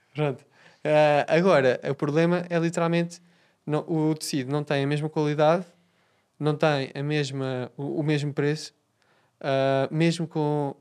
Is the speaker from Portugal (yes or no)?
yes; Portugal; eu, eu sou português